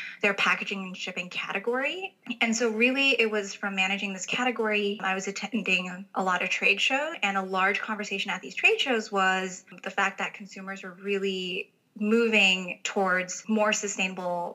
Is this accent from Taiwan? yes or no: yes; Taipei, Taiwan; moved away; I actually grew up in Taipei, Taiwan